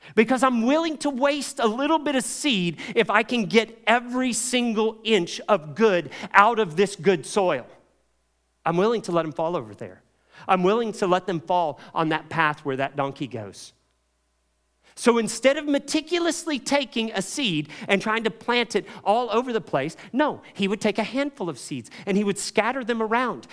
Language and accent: English; Kentucky, United States; as a child, I grew up in Kentucky, tobacco country